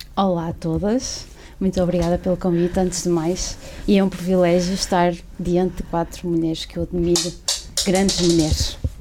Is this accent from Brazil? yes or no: no; Barcelos, Norte, Portugal; Eu sou de Barcelos, vivo em Barcelos.